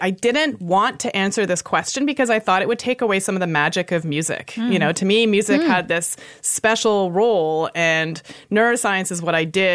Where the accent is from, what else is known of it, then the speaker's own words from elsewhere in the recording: Toronto, Ontario, Canada; now in San Francisco, United States; We grew up in Toronto, the Toronto Children's Chorus.